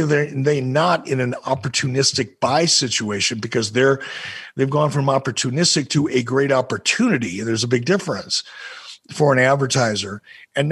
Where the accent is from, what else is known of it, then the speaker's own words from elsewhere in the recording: Detroit, Michigan, United States; a little kid growing up in Detroit.